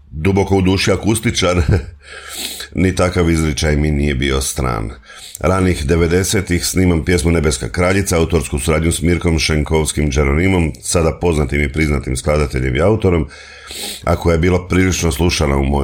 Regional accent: Slavonski Brod, Brod-Posavina County, Croatia; moved away as an adult; now in Zagreb, Croatia; Rođen sam u Slavonskom brodu, tamo sam uh, živio 25-26 godina.

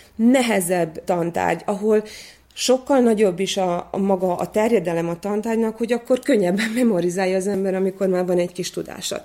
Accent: Vojvodina, Serbia; also born or lived in Szeged, Hungary; nekünk, mint vajdasági magyaroknak elismerik

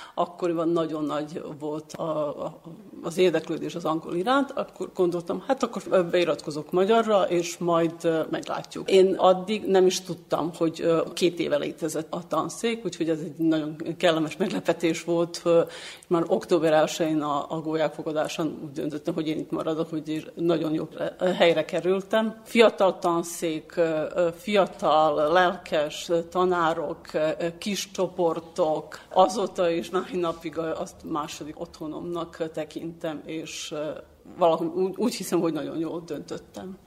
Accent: Belgrade, Serbia; Hungarian is a second language; also born or lived in Senta; Belgrádban éltem egész életemen át

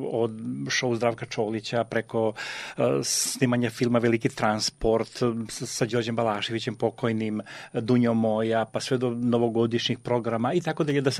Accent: Vojvodina, Serbia; moved away as an adult; also born or lived in Sanski Most, Bosnia and Herzegovina / Novi Sad, Serbia; now in Vienna, Austria; rođen sam u Bosni kod, kod Sanskog mosta i sa šest meseci života su me preneli u Vojvodinu. I odatle e, sam opet došao u Novi Sad kao mlad

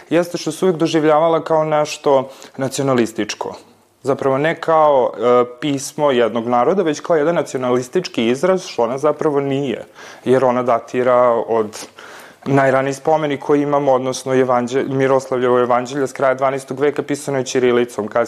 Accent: Serbia; mi kao Srbi

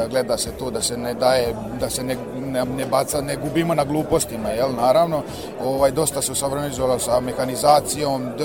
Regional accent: Serbia

